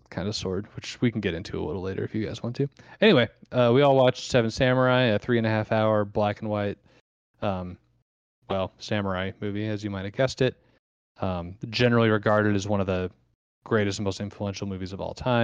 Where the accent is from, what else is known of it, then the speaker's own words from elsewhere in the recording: Muscatine, Iowa, United States; me being born a Muscatine.